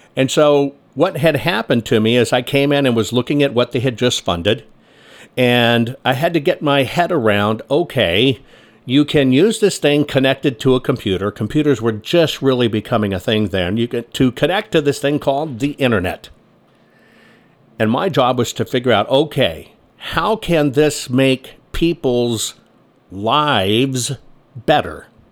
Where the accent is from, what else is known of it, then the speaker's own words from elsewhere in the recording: San Antonio, Texas, United States; also born or lived in Carmel, California / Dallas-Fort Worth, Texas / Washington, D.C.; I grew up in San Antonio, Texas is where I grew up